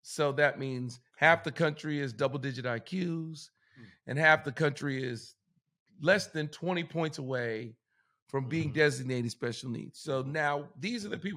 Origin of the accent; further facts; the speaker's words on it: United States; I'm an American